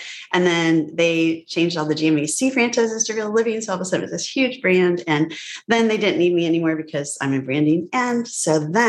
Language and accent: English; Illinois, United States; born there; But I grew up all over the place. My dad was a professor. And so I was born in married student housing at Northwestern, where he got his PhD